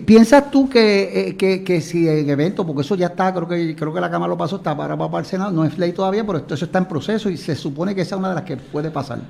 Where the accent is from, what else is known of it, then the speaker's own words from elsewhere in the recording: Puerto Rico; como somos Puerto Rico